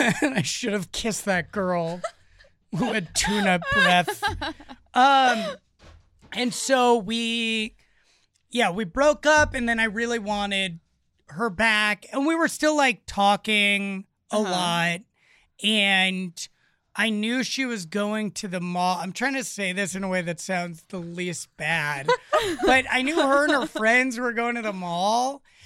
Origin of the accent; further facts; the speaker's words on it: Los Angeles, California, United States; I grew up in Los Angeles.